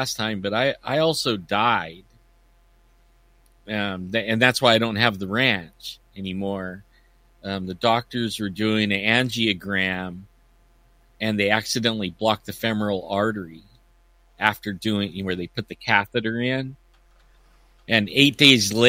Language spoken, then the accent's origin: English; Yosemite, California, United States; I grew up in Yosemite and raised my kids in the mountains